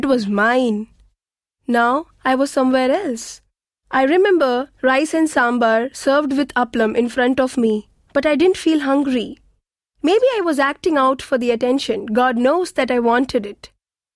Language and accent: English; Thanjavur, Tamil Nadu, India; I grew up in Thanjavur, a village in Tamil Nadu.